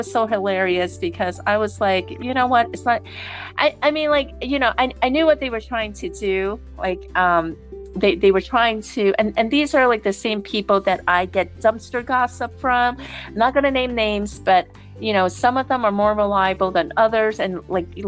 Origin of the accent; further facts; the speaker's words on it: New York City, New York, United States; I'm from New York City